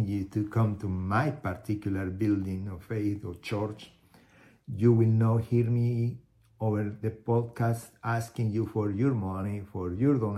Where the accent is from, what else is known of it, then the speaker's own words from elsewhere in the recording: Colombia; moved away as an adult; also born or lived in Houston, United States; now in United States; I was born in Colombia in 1975. Been in the United States since 2001